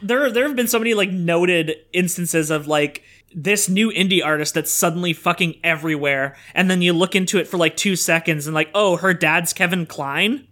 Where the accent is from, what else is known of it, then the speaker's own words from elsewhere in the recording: Sudbury, Ontario, Canada; Sudbury, which is my hometown of one hundred fifty thousand people.